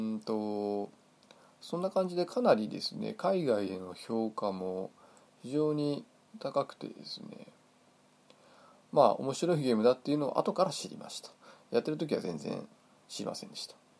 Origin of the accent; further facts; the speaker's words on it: Hokkaido, Japan; now in Saitama, Japan; 私は北海道出身、えー、現在埼玉県在住